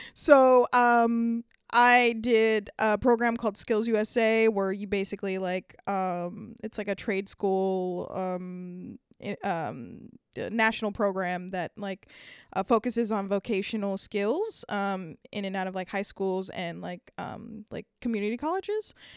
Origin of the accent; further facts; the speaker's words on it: Downey, California, United States; now in San Francisco, United States; Growing up in L A, um, was pretty great. I'm not gonna lie. Um, I actually lived in the suburbs, um, of a t, a city called Downey, Downey, California